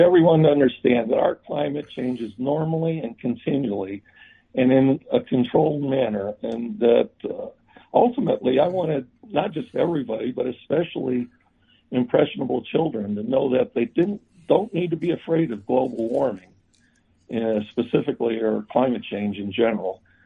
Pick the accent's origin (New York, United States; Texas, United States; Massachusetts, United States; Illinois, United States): Illinois, United States; Chicago; born and raised on Chicago's Southwest Side near Midway Airport